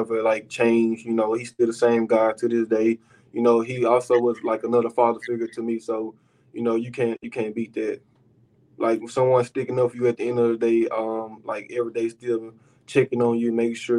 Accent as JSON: {"language": "English", "town": "Monroe", "region": "Louisiana", "country": "United States", "tie": "born or raised there", "also_born_or_lived": "Mangham, Louisiana", "moved": "as an adult", "lives_now": "Lincoln, United States", "said": "Actually, I'm from the country, but I'm really originally from Mangum, Louisiana, but I'm moving to Monroe, Louisiana"}